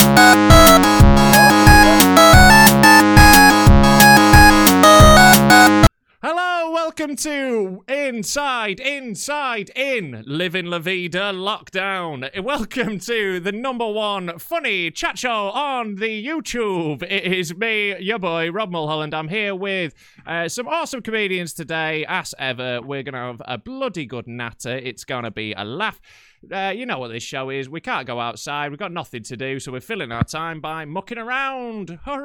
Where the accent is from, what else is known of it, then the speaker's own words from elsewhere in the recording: Yorkshire and the Humber, United Kingdom; I grew up in North Yorkshire.